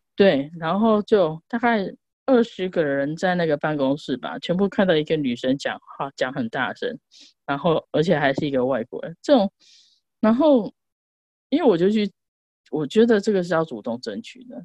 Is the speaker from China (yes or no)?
no; Taiwan; moved away as an adult; also born or lived in India; 我们台湾人可能会